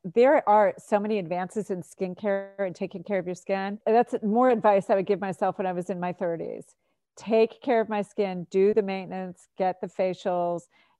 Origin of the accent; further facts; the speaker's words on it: Florida, United States; now in New Hampshire, United States; I grew up in Florida. I baked in the sun all the time. I feel like I stayed out of the sun a lot coming to New Hampshire.